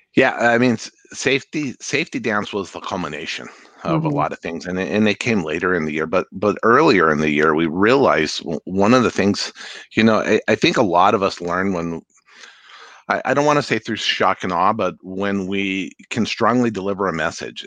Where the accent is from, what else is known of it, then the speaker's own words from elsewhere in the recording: Santa Fe, New Mexico, United States; moved away as an adult; now in Seattle, United States; I grew up in Santa Fe